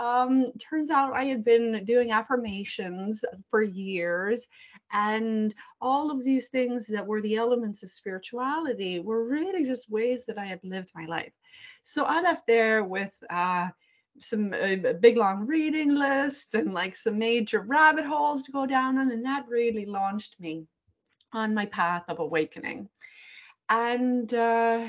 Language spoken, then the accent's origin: English; Ireland; now in Cleveland, United States; although I live in Cleveland, Ohio, I'm from Ireland. So I grew up in that very Catholic household, very Catholic culture